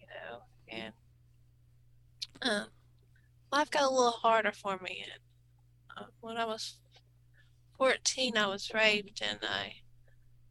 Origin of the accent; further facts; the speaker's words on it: Anna, Texas, United States; I'm from Anna, Texas